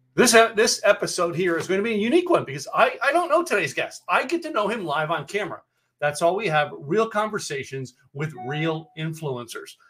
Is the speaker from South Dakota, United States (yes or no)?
no; Poconos, Pennsylvania, United States; moved away as an adult; also born or lived in Scranton, Pennsylvania; now in Dallas, United States; I grew up in the Poconos